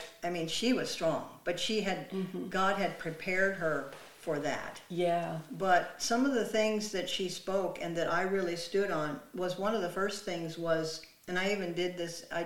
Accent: North Dakota, United States; I grew up in North Dakota. I grew up on a farm

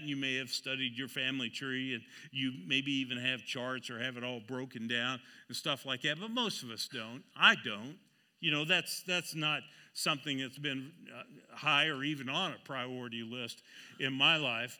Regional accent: Seneca, Kansas, United States; I was born in Seneca, Kansas

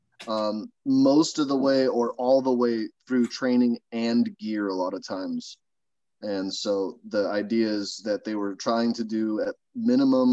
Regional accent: California, United States; I grew up down in California

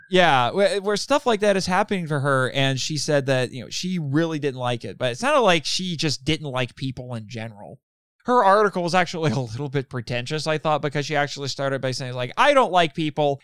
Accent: Indiana, United States; growing up in Indiana around small cities

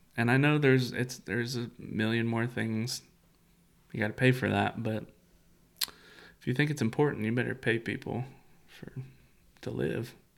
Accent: United States; as an American

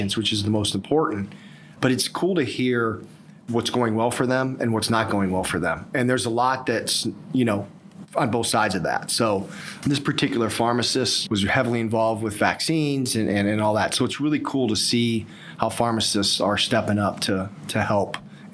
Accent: Ohio, United States; also born or lived in High Point, North Carolina; now in Raleigh, United States; I'm originally from Ohio.

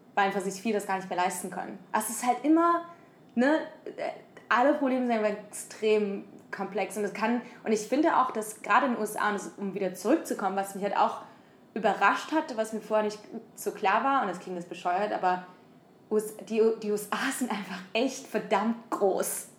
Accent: Germany; moved away as an adult; now in San Francisco, United States; habe Supply Chain Management studiert wie ein guter Deutscher

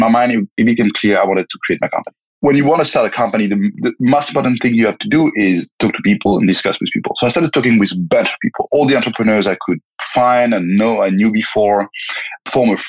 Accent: France; moved away as an adult; also born or lived in Belgium / Spain; born and raised in France

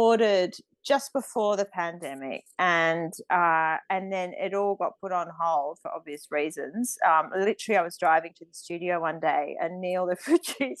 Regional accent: Australia; moved away as an adult; also born or lived in London; My identity is me being Australian, and I came back to Australia

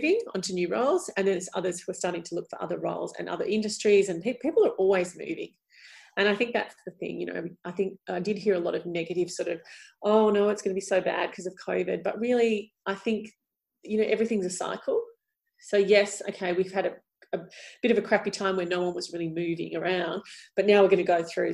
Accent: Melbourne, Victoria, Australia; we're both from Melbourne

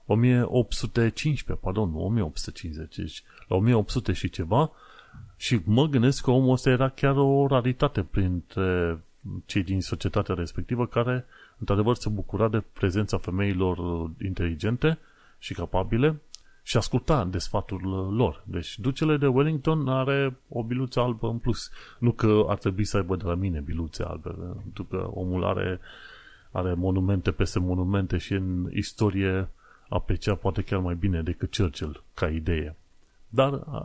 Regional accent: Romania; now in London, United Kingdom

